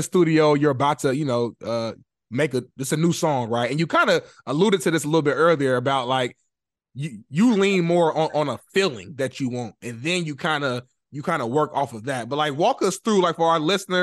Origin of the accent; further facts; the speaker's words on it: Indianapolis, Indiana, United States; moved away as an adult; now in Los Angeles, United States; I'm not from LA, by the way. I'm a Midwest guy. I'm from Indianapolis, Indiana. But I moved out to LA back in 2018.